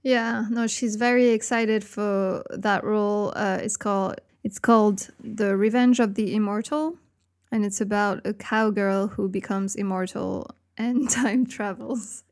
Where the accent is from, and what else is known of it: France